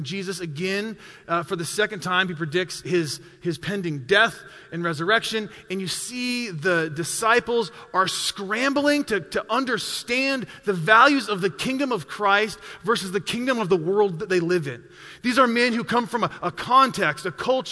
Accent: Montana, United States; growing up in Montana in the mid-90s

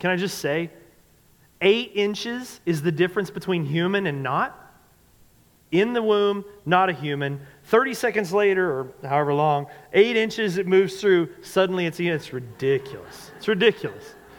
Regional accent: North Carolina, United States; I'm from the South. I grew up in North Carolina.

